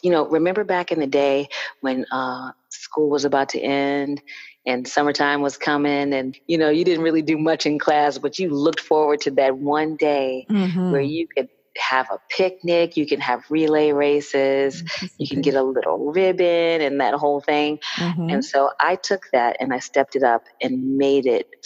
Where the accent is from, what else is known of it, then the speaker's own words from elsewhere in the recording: Cape Cod, Massachusetts, United States; I grew up in Cape Cod, Massachusetts